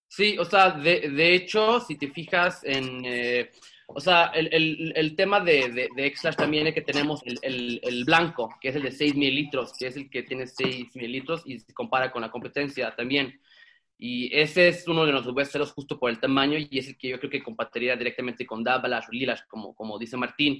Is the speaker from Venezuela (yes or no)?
no; Sweden; moved away as an adult; now in Mexico; yo soy mexicano sueco y crecí en Suecia